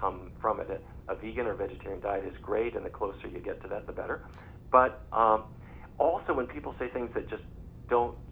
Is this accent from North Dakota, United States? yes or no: yes; North Dakota, United States; I grew up in North Dakota.